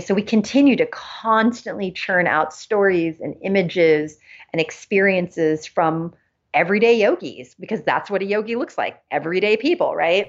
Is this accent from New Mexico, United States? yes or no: no; Los Angeles, California, United States; also born or lived in Germany; I live in Los Angeles. I grew up in Los Angeles as well as in Germany